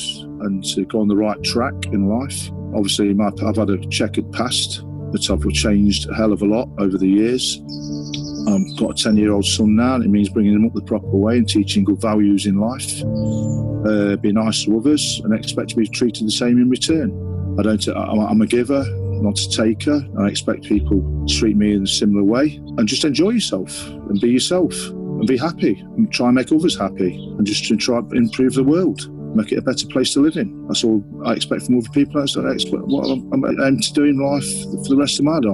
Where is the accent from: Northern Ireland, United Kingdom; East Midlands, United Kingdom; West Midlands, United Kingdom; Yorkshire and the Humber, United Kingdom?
East Midlands, United Kingdom; Nottingham; from Nottingham, England